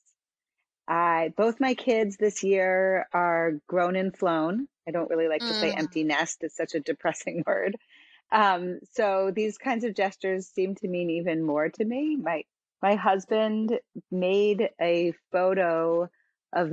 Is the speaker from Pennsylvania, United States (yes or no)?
yes; Philadelphia, Pennsylvania, United States; now in Sarasota, United States; I'm in Sarasota, Florida at the moment, although I'm from Philadelphia